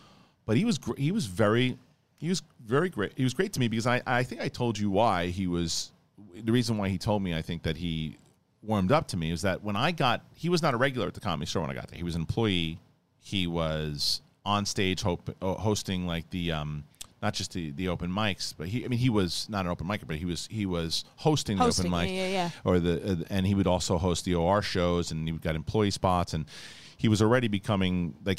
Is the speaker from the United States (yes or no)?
yes; Alaska, United States; growing up in Alaska was tough